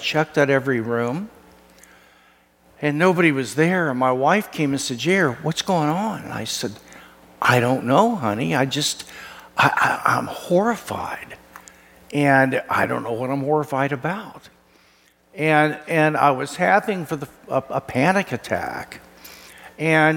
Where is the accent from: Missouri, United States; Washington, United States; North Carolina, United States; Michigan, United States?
Missouri, United States; Kansas City; moved away; my home state in Branson, Missouri, Kansas City boy